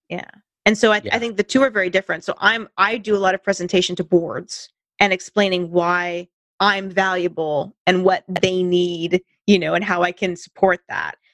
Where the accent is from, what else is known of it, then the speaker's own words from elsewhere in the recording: Santa Cruz Mountains, California, United States; I grew up in the Santa Cruz Mountains